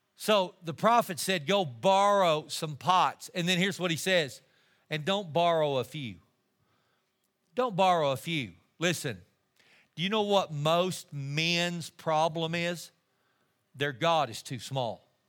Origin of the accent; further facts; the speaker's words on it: Amarillo, Texas, United States; I'm just a kid from Amarillo, Texas.